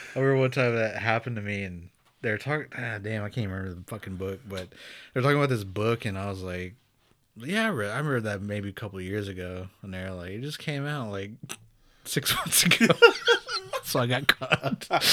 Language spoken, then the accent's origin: English; Pawnee, Oklahoma, United States; I'm from Pawnee